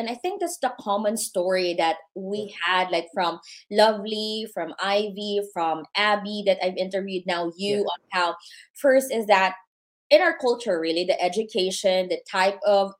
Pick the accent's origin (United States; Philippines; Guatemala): Philippines; And for us, right, being Filipino